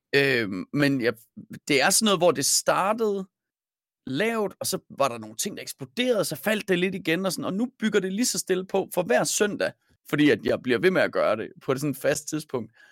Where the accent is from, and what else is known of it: Denmark